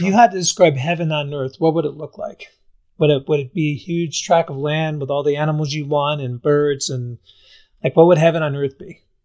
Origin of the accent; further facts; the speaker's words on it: Albany, New York, United States; moved away as an adult; I grew up in Albany area